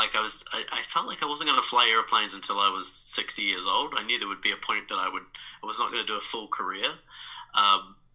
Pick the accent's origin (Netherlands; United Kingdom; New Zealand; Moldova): New Zealand; moved away as an adult; now in New York, United States; I'm from New Zealand, now a transplant in New York. And yeah, I grew up in New Zealand